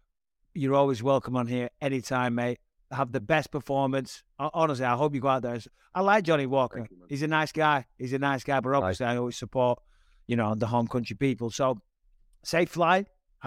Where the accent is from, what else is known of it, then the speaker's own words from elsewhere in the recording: Cyprus; born there; Cypriot. I was born in Cyprus on an arm.